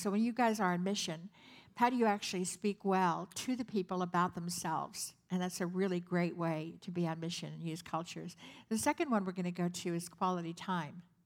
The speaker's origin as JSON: {"language": "English", "town": "San Francisco", "region": "California", "country": "United States", "said": "I'm from San Francisco"}